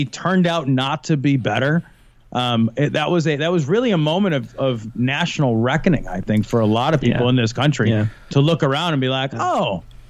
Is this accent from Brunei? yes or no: no; Chicago, Illinois, United States; a kid, I lived 63rd and Mayfield down by Midway Airport